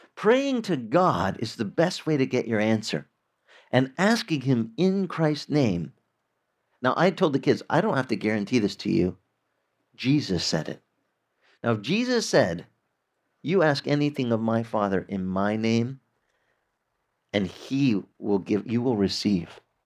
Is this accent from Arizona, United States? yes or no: yes; Arizona, United States; I grew up in Arizona where we had a lot of orange orchards